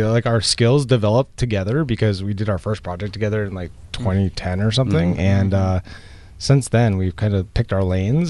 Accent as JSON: {"language": "English", "town": "Longmeadow", "region": "Massachusetts", "country": "United States", "tie": "born or raised there", "said": "we are both from Western Massachusetts and went to Longmeadow High School"}